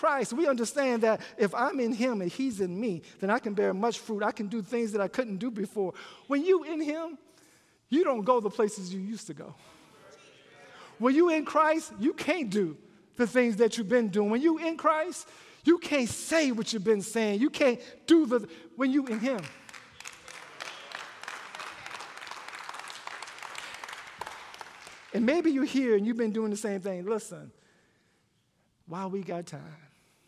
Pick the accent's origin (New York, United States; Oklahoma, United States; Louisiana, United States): Louisiana, United States; When I was growing up in Louisiana